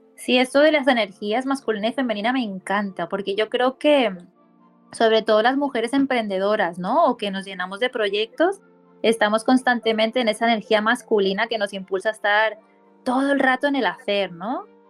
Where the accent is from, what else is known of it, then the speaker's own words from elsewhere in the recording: Barcelona, Catalonia, Spain; coach de bienestar, y soy de Barcelona, España.